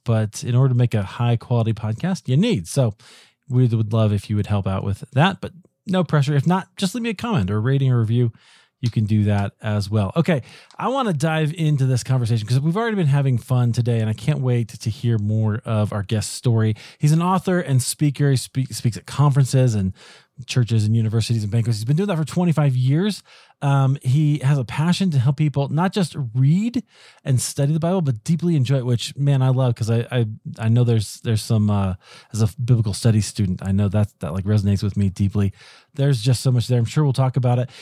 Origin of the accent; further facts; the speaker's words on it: Iowa, United States; moved away as an adult; now in Colorado, United States; I grew up in Iowa, but I live in, in Colorado now